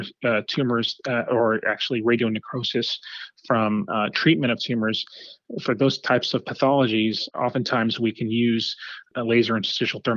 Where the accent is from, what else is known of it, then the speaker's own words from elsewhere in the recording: Los Angeles, California, United States; moved away as an adult; also born or lived in New York City / Miami; I grew up in Los Angeles.